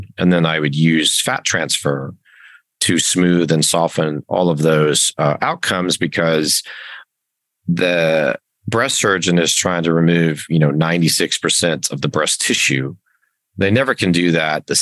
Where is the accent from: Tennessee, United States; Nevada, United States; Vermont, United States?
Nevada, United States; Las Vegas; born and raised in Las Vegas, and did my medical school between Reno and Las Vegas